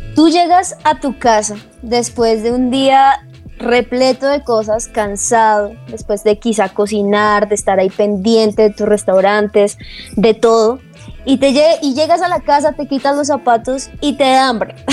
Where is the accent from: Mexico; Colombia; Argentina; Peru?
Colombia; Boyacá; yo soy de Boyacá